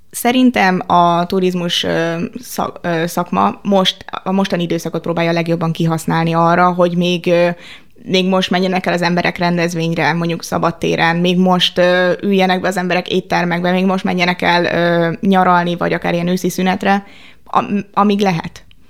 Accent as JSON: {"language": "Hungarian", "region": "Budapest", "country": "Hungary", "said": "én budapestiként"}